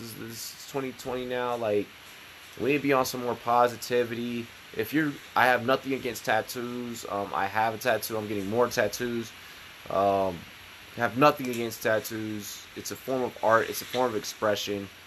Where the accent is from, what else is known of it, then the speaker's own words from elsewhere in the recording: Virginia, United States; I went to school growing up in Virginia